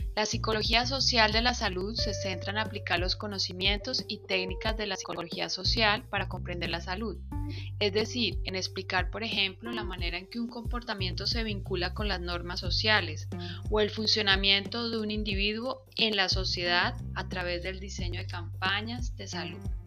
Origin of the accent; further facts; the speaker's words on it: Colombia; como colombianos